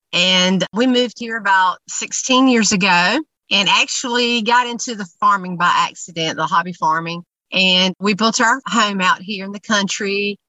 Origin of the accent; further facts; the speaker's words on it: Graham, North Carolina, United States; also born or lived in Burlington, North Carolina; Well, we're from the area. I grew up in a little town beside the town we live in now. But if you blink, you'll miss it. But it's called Graham, and now we live in Burlington, and we have about 8 acres out here.